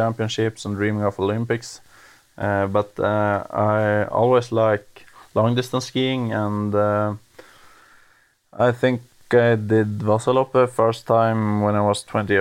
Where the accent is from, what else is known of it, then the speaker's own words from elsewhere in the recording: Jämtland, Sweden; also born or lived in Åre, Sweden; My hometown is Opetand, and that's 10 kilometers outside of Östersund, but now I'm currently living in Östersund